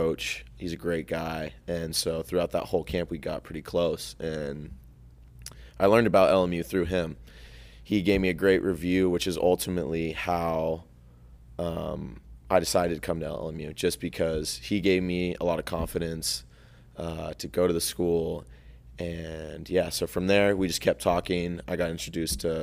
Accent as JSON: {"language": "English", "town": "El Dorado Hills", "region": "California", "country": "United States", "tie": "born or raised there", "moved": "yes", "lives_now": "Los Angeles, United States", "said": "Farther east is a town called El Dorado Hills. That's primarily where I grew up."}